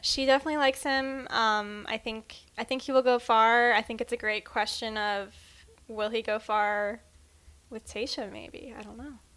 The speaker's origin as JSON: {"language": "English", "region": "Midwest", "country": "United States", "said": "we're from the Midwest"}